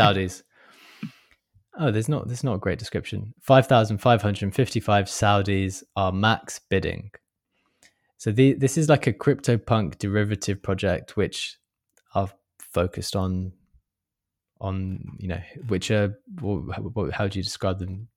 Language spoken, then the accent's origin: English; London, United Kingdom; I'm a Londoner